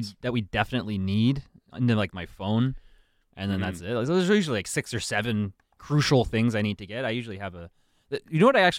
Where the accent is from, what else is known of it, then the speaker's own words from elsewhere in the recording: Ontario, Canada; I'm from Ontario